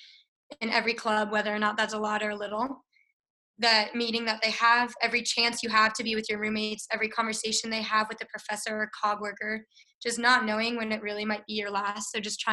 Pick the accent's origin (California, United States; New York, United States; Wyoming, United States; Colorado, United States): Colorado, United States; Littleton; I'm also from Littleton, Colorado, the most beautiful place in the world